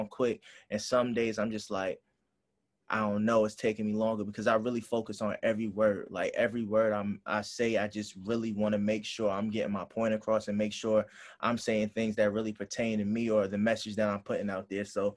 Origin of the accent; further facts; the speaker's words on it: Hampton, Virginia, United States; I'm from Hampton, Virginia